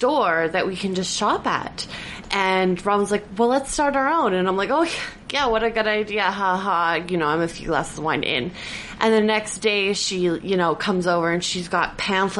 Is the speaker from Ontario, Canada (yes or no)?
no; Vancouver, British Columbia, Canada; now in Prince George, Canada; I was originally from Vancouver